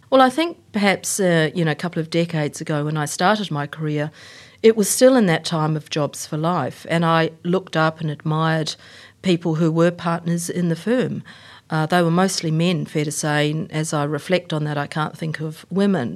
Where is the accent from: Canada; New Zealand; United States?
New Zealand; also born or lived in Queensland, Australia; now in Australia; I'm a Kiwi